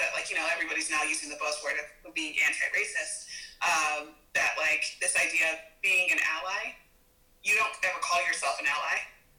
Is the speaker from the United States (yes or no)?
yes; United States; I was born here in the States.